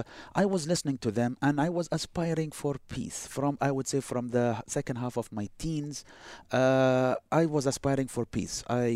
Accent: Boston, Massachusetts, United States; whenever I went to New York to visit and I tell them I'm from Boston, I experienced it firsthand.

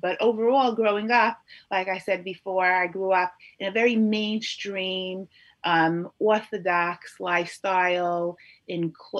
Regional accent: New York City, New York, United States; also born or lived in Lakewood, New Jersey / Borough Park, Brooklyn; So I was actually born in Lakewood, New Jersey, about 40 years ago. My father was learning back then in Lakewood, full time. And then, you know, my parents, after a number of years, we moved first to Borough Park and then to Flatbush.

